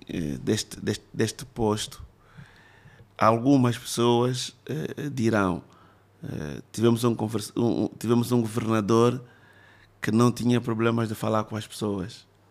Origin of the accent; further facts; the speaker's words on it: Luanda, Luanda Province, Angola; eu não conhecia Luanda onde cresci